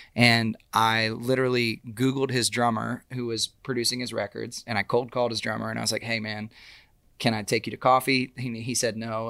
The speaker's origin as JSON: {"language": "English", "town": "Austin", "region": "Texas", "country": "United States", "tie": "born or raised there", "moved": "as an adult", "lives_now": "Nashville, United States", "said": "growing up, um, in Austin"}